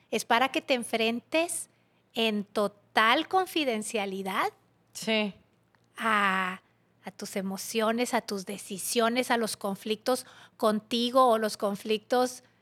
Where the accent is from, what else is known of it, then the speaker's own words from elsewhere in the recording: Mexico; Soy una mujer mexicana, católica, empresaria, eh, tiktokera